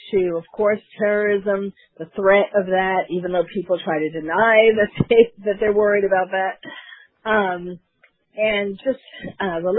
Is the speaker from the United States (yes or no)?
yes; New York City, New York, United States; was born and raised in New York City